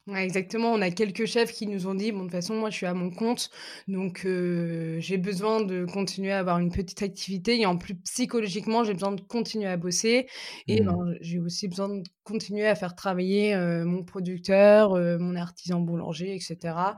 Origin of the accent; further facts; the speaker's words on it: Lille, Hauts-de-France, France; je suis lilloise